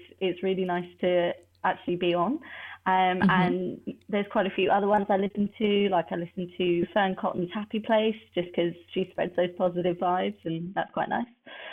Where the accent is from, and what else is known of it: Surrey, South East England, United Kingdom; born or raised there